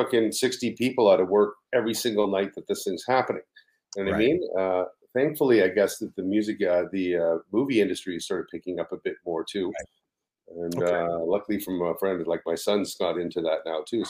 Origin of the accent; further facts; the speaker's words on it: Ottawa, Ontario, Canada; now in Toronto, Canada; I grew up in Ottawa, so it was like, when I moved to Toronto